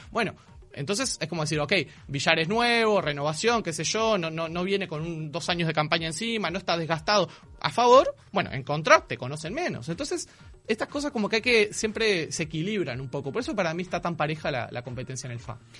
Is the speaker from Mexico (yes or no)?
no; Montevideo, Uruguay; Los montevideanos y las montevideanas